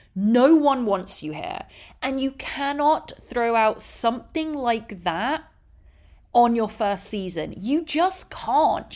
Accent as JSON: {"language": "English", "region": "England", "country": "United Kingdom", "moved": "yes", "said": "I'm English"}